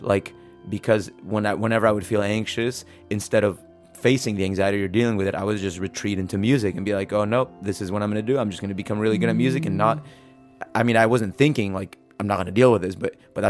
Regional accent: San Diego, California, United States; English is a second language; also born or lived in Mexico; A few weeks after we moved to San Diego from Mexico

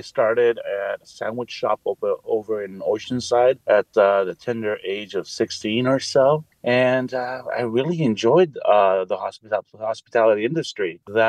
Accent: Mexico City, Mexico; Both the chef and I, we're from Mexico City, and we grew up around tacos, and we have a deep love for them.

